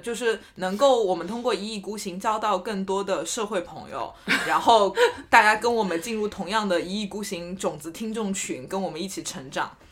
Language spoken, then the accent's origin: Chinese; China; 我们中国人